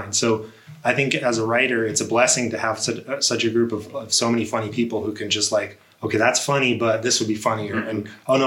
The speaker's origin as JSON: {"language": "English", "town": "Tucson", "region": "Arizona", "country": "United States", "tie": "born or raised there", "said": "I'm personally from Tucson. I've been here my whole life"}